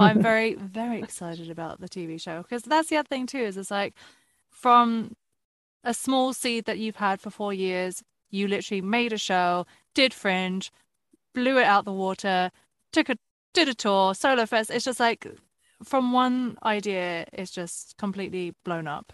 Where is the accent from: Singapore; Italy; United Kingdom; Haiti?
United Kingdom; now in United States; As a Brit in America